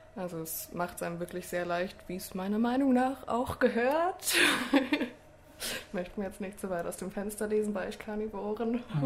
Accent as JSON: {"language": "German", "town": "Munich", "region": "Bavaria", "country": "Germany", "moved": "as an adult", "lives_now": "Tübingen, Germany", "said": "ich komme ursprünglich aus München"}